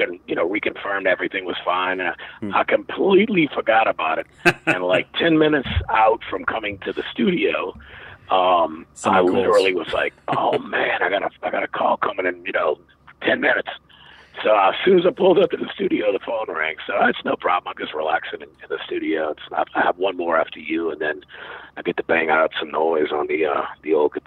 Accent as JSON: {"language": "English", "region": "England", "country": "United Kingdom", "tie": "born there", "said": "I was born in England in 1965"}